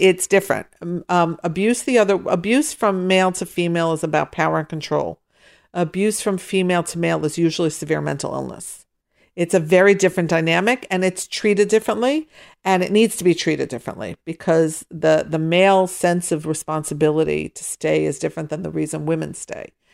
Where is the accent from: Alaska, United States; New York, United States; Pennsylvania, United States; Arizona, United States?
Pennsylvania, United States; Pittsburgh; I grew up in Pittsburgh